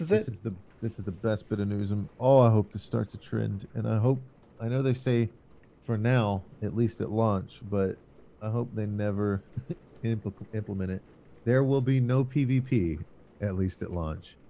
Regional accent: United States; I'm American.

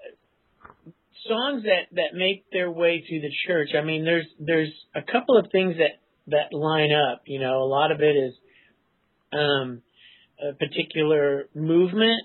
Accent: California, United States; I was from California

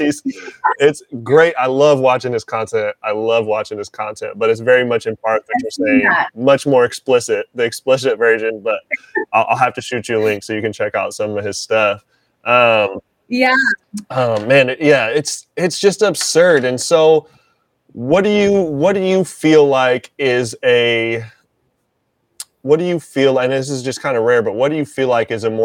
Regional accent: Washington, United States; I'm from Washington

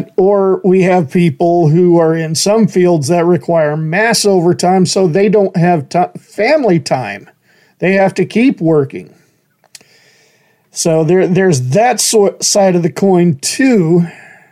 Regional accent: Horseshoe Bend, Idaho, United States; moved away as an adult; I grew up in Horseshoe Bend

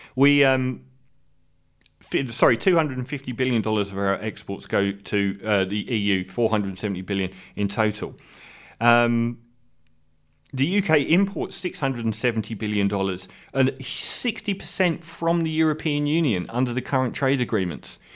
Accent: United Kingdom; now in Australia

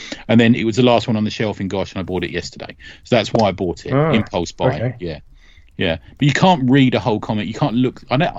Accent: New Jersey, United States; born there; I was born in New Jersey.

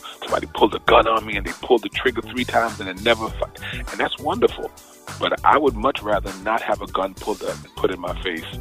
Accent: New York City, New York, United States; also born or lived in Bed-Stuy, Brooklyn / Queens; I was in Beverly Road in East Flatbush. That's where I did most of my growing up

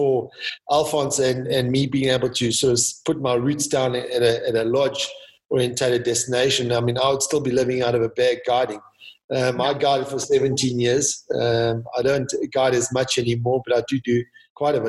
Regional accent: South Africa; I'm South African.

